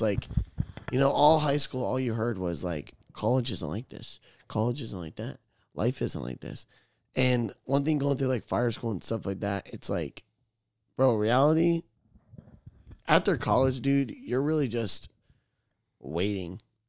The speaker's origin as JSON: {"language": "English", "region": "Florida", "country": "United States", "tie": "born or raised there", "said": "I was born in Florida. I'm finna die in Florida."}